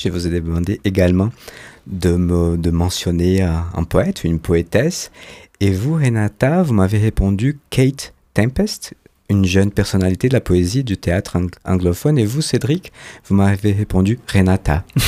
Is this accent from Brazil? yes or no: yes; Brazil; je suis brésilien